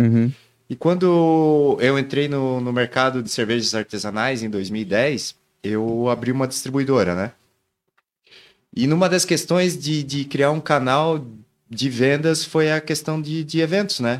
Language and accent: Portuguese; Joinville, Santa Catarina, Brazil; Família de fora, mas eu sou cria daqui.